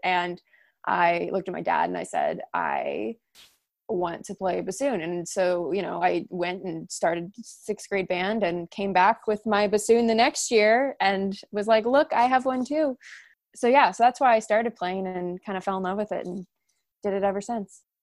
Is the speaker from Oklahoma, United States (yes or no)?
yes; Edmond, Oklahoma, United States; moved away as an adult; now in Canton, United States; I am originally from Edmond, Oklahoma, but in, went to school at Baldwin Wallace University in Ohio, and now I live in Canton, Ohio